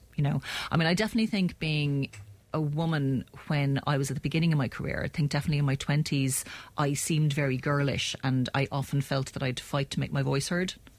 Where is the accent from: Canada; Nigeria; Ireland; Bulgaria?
Ireland; Clonmel, Munster; moved away as an adult; I'm also a Tipperary native. Mm. Um, born and bred in Clonmel